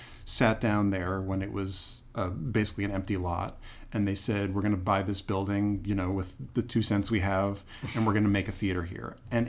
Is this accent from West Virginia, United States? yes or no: no; Boston, Massachusetts, United States; also born or lived in Washington, D.C.; now in Durham, United States; I grew up in Boston.